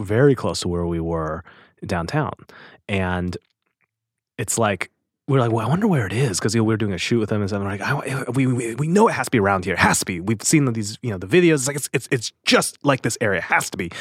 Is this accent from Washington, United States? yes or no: yes; Normandy Park, Washington, United States; I was born in Seattle